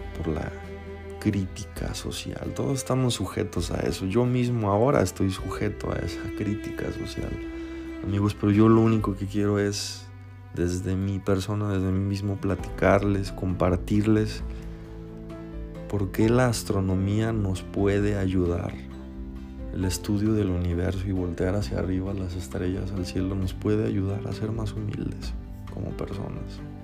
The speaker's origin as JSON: {"language": "Spanish", "country": "Mexico", "said": "Aquí localmente, en mi país México"}